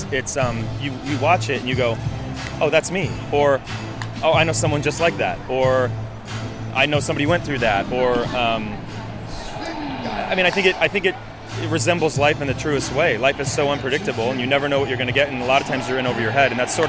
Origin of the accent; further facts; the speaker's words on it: Chicago, Illinois, United States; I grew up in Illinois, and then I moved to Chicago when I was like 10. Uh-huh. And then I lived around Chicago